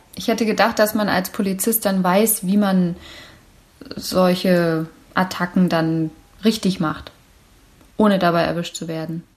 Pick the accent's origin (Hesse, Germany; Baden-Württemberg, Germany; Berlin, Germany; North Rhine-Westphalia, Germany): Berlin, Germany; Meine Heimatstadt